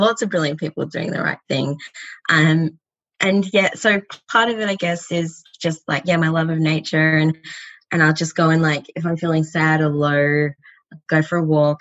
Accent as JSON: {"language": "English", "country": "Australia", "said": "as an Australian"}